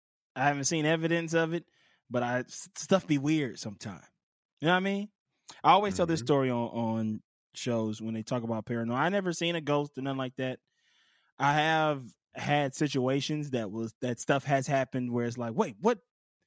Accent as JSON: {"language": "English", "town": "Pascagoula", "region": "Mississippi", "country": "United States", "tie": "born or raised there", "said": "This is my hometown. I'm from Pascagoula, Mississippi."}